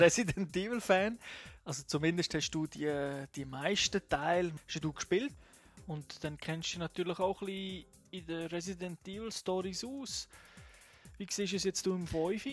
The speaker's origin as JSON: {"language": "German", "country": "Switzerland", "said": "bei uns in der Schweiz"}